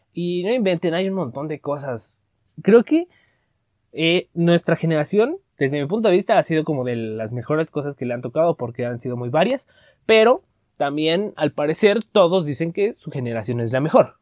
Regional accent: Veracruz, Mexico; accent: costeño; en Veracruz, o sea, que nosotros hablábamos ahí como los costeños

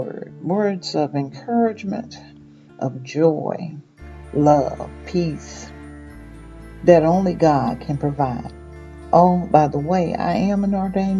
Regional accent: Mississippi, United States; born or raised there; moved away

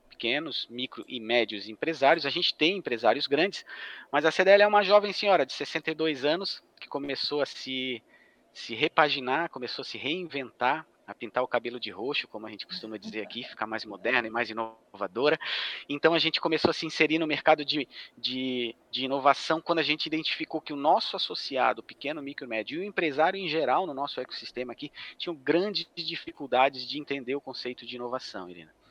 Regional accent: Florianópolis, Santa Catarina, Brazil; sou natural de, de Florianópolis, Santa Catarina

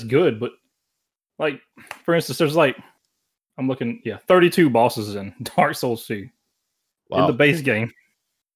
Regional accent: the South, United States; That's where we're from. Like, we're both from the South

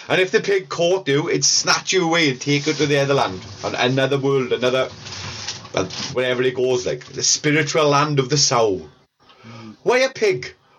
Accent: Welsh, Wales, United Kingdom; we're all Welsh

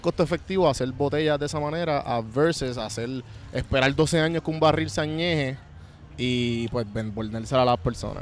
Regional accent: Puerto Rico; soy boricua

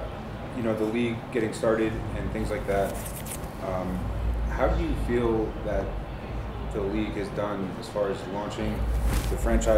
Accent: Elizabeth, New Jersey, United States; I'm from New Jersey too.

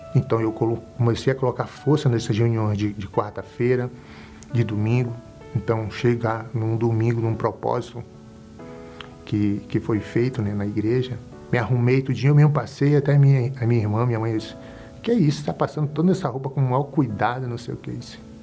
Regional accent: Belém, Pará, Brazil; sou de Belém do Pará

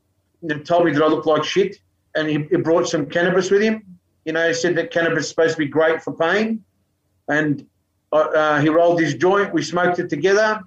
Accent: Melbourne, Victoria, Australia; I grew up in Melbourne

